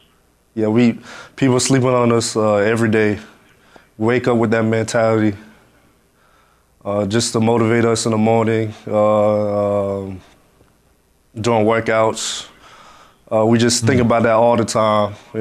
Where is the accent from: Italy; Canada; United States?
United States; Miami, Florida; moved away; I went back to my hometown in Miami. It just gave back to this to the school, my academy, North Islam Academy. I grew up there